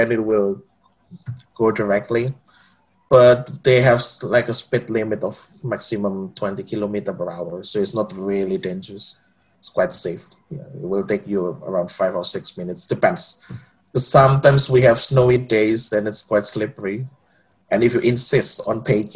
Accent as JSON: {"language": "English", "town": "Surabaya", "region": "East Java", "country": "Indonesia", "moved": "as an adult", "lives_now": "Gothenburg, Sweden", "said": "I come from Surabaya, which is also the second biggest city in Indonesia"}